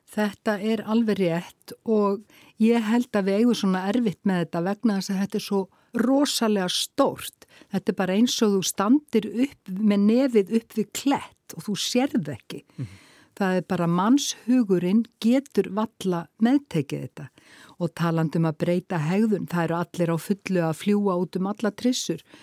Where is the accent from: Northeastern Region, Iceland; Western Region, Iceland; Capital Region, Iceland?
Western Region, Iceland; Akranes; heimabænum mínum Akranissi